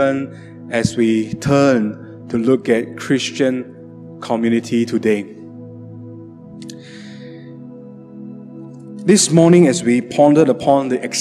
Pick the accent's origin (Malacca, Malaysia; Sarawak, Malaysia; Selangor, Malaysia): Sarawak, Malaysia; Sibu; moved away; also born or lived in Johor Bahru; My hometown, Cebu.